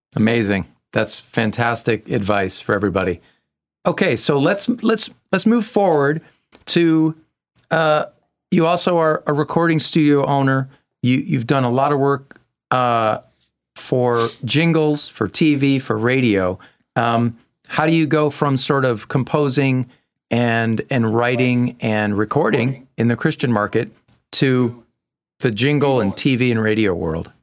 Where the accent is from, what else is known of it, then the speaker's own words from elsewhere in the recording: Massachusetts, United States; I'm from Massachusetts